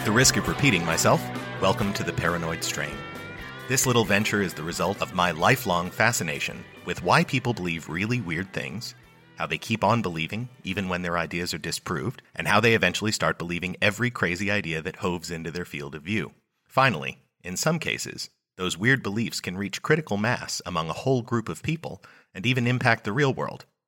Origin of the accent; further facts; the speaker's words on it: United States; I'm an American